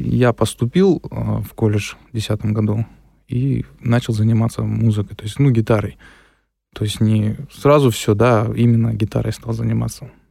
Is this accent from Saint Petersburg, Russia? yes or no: no; Tyumen, Tyumen Oblast, Russia; Родился в городе Тюмени. Всю жизнь здесь прожил, в городе Тюмени